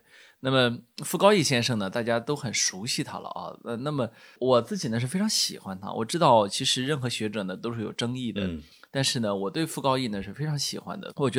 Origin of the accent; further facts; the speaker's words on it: China; 呃，当然是我觉得是属于中呃我们中国人非常熟悉的一位呃美国学者了啊